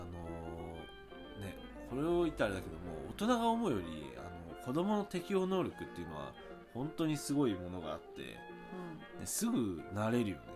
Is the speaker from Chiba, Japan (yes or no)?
yes; Chiba, Japan; moved away as an adult; 地元の千葉